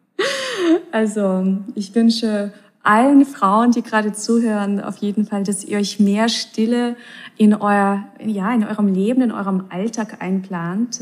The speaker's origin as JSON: {"language": "German", "country": "Russia", "tie": "born or raised there", "said": "ich bin ja auch in Russland aufgewachsen"}